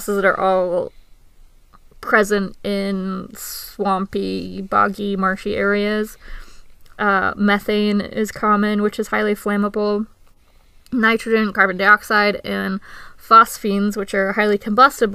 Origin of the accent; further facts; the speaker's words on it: United Kingdom; moved away; I grew up in Britain